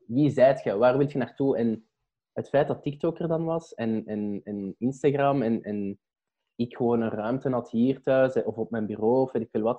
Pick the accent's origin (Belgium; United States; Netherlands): Belgium